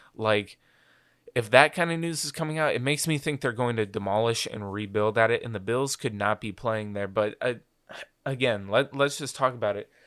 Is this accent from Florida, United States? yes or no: yes; Florida, United States; I'm from Florida